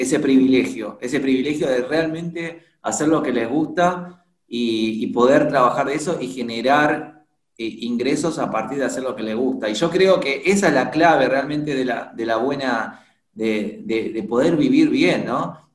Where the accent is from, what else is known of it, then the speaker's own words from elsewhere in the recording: Buenos Aires, Argentina; soy de, Argentina, de Buenos Aires